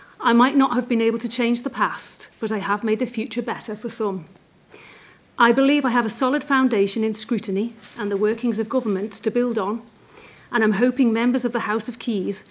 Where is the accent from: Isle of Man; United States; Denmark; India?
Isle of Man; Laxey; I'm from Laxey